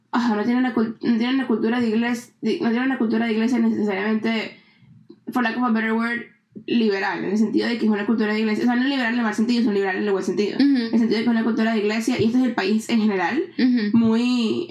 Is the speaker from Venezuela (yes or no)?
yes; Venezuela; now in Canada; cuando yo me fui de Venezuela, que me vine para acá